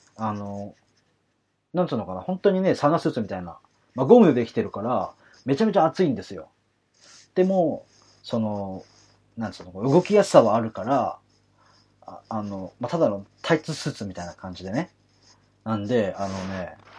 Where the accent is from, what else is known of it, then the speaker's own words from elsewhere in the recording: Kanagawa, Japan; 私神奈川出身なんでね